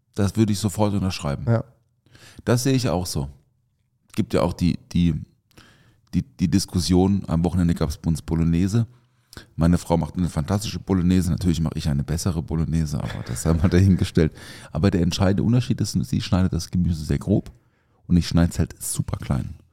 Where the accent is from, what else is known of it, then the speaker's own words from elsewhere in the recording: the South, Southern Germany, Germany; now in Mannheim, Germany; bei uns im Süden